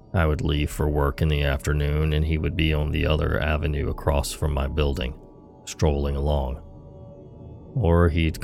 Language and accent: English; Missouri, United States; I grew up in Missouri. Junkies barely register as odd to me at this point.